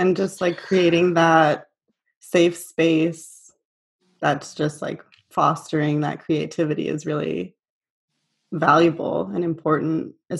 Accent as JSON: {"language": "English", "region": "Upper Peninsula of Michigan", "country": "United States", "tie": "born or raised there", "said": "because we grew up in a similar area of the Upper Peninsula of Michigan"}